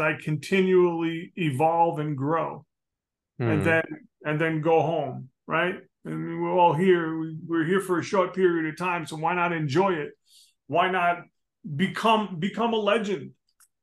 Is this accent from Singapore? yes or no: no; New Jersey, United States; I'm a knucklehead from New Jersey, man. I mean, you know, I grew up in the street